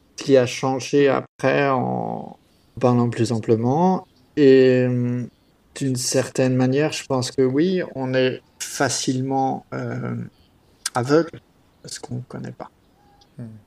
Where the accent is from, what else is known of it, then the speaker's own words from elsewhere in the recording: France; now in Australia; j'ai grandi en France